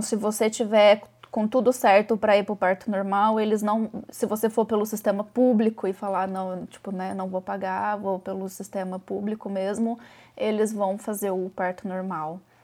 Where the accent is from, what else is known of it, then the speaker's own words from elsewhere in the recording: Brazil; now in Ireland; eu e meu marido somos brasileiros